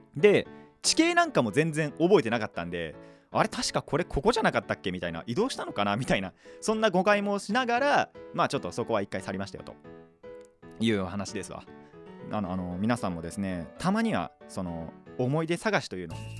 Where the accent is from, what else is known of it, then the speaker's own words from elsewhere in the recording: Japan; 今回は地元内です地元内っていうのかなあの自分の地区内っていうのかな